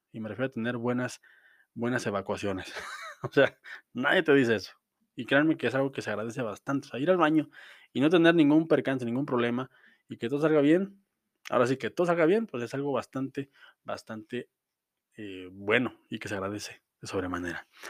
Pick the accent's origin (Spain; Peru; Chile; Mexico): Mexico; como mexicano